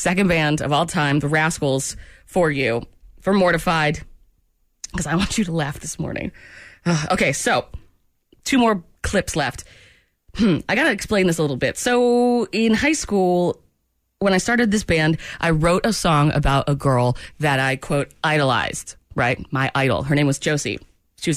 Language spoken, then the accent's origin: English; Maine, United States; we're from Maine